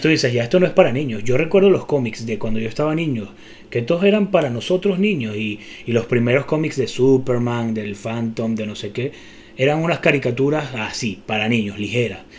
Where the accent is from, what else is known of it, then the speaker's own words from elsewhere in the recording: Venezuela; somos venezolanos